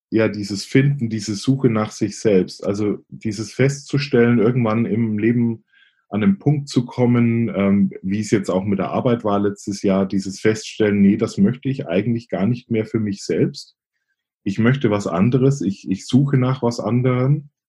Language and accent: German; Bavaria, Germany; accent: Franconian; Ich komme ursprünglich aus Oberfranken, ähm, also dem einen oder anderen, der einen oder anderen wird sicherlich auffallen vielleicht ähm, an meinem Akzent. Äh, Fränkische legt man irgendwie nie ganz ab.